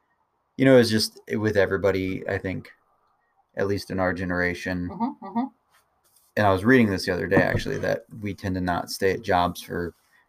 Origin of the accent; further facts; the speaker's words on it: Louisville, Kentucky, United States; moved away; Born and raised in eastern Louisville, Kentucky.